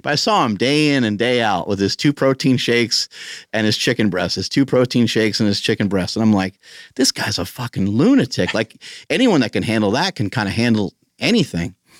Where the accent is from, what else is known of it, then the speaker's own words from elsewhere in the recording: New York, United States; moved away; I'm from New York originally.